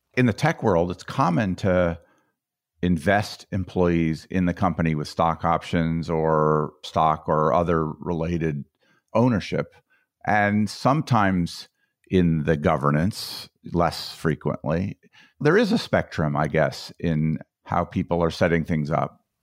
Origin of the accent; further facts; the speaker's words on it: Colorado, United States; That's my home state